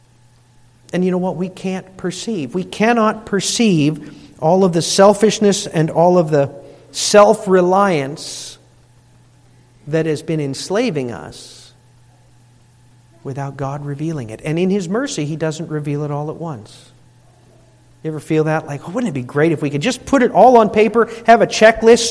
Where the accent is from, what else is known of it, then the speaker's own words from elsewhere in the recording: United States; we're Dutch or because we're American